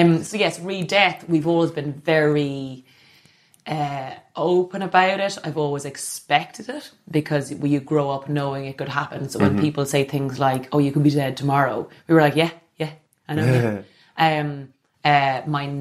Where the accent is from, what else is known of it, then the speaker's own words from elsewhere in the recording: Ireland; being Irish